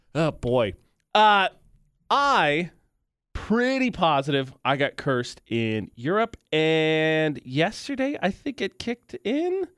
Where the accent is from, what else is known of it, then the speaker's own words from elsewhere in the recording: Lafayette, Indiana, United States; moved away; Fifty-two is one of the busiest roads in my hometown